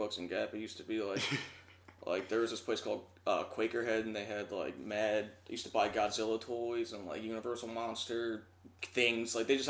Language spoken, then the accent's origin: English; Roslyn, Pennsylvania, United States; also born or lived in Athens, Georgia / California; I moved when I was super young. I was like two or three when I moved to Pennsylvania, to right outside of Philly.